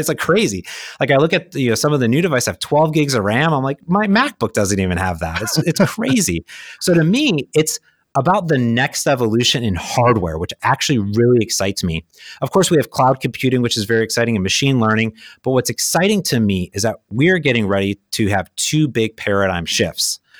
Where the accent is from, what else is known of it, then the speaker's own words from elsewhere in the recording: Midwest, United States; also born or lived in Phoenix; now in Seattle, United States; I grew up in the Midwest